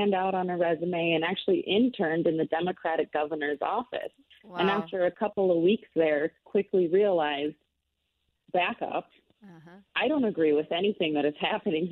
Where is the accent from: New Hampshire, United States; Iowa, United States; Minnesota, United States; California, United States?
Minnesota, United States; Maplewood; I grew up in South Maplewood, Minnesota